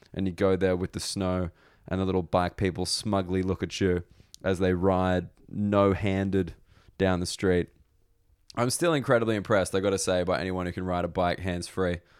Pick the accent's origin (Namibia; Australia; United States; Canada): Australia; now in United Kingdom; as an Australian